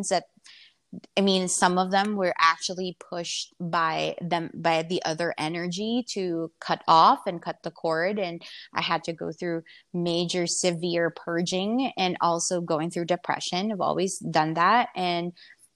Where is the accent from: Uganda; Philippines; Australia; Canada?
Philippines; moved away; also born or lived in United States / Vietnam; I was born and raised in the Philippines, so I'm Filipino, but I've been I've been in and out in America since 2000, and I even lived in Vietnam